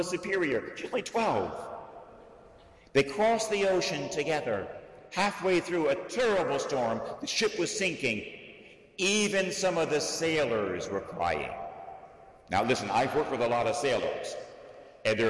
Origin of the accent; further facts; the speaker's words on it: Florida, United States; I was raised in Florida, so I was a sailor as a teenager with sailboats